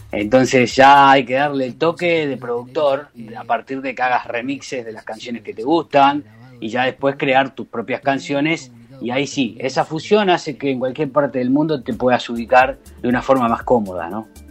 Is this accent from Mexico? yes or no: no; Rosario, Santa Fe, Argentina; also born or lived in Brazil; now in Santa Cruz de Tenerife, Spain; salí de Rosario hace un montón. Yo viví muchos años en Brasil también, primero.